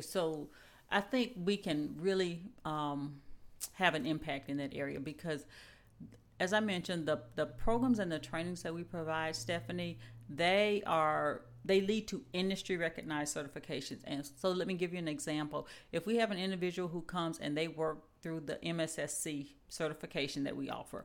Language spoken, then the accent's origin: English; Mississippi, United States; now in Huntsville, United States; I am originally from Mississippi